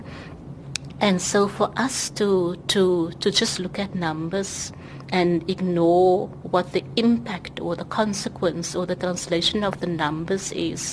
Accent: South Africa; I'm a South African

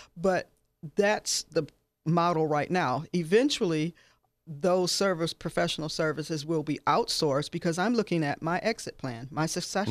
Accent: Detroit, Midwest, United States; now in Southern Nevada, United States; I'm from the Midwest

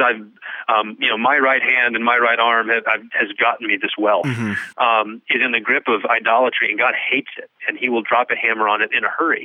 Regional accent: West Texas, United States; I grew up in West Texas

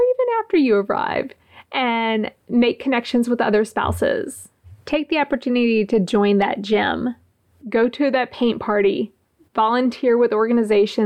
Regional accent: Gulfport, Mississippi, United States; moved away as an adult; also born or lived in Kings Bay; I was in my hometown

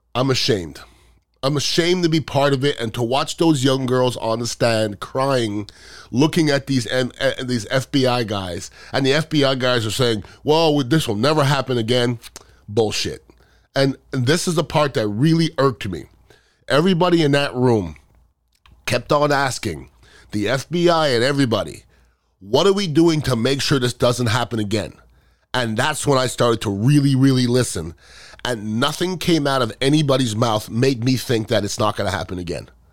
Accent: United States; being American and a proud American

